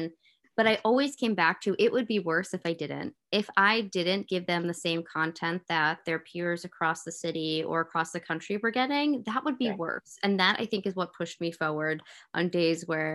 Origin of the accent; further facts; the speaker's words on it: New York, United States; I grew up in New York